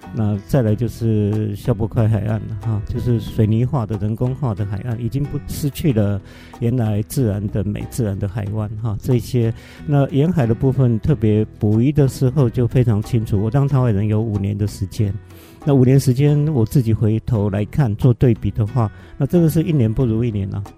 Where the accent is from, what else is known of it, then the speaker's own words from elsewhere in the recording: Hualien County, Taiwan; 花莲土生土长的